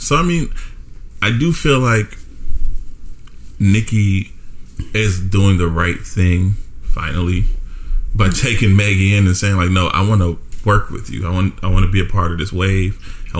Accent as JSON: {"language": "English", "region": "New York", "country": "United States", "tie": "born or raised there", "said": "I grew up in New York"}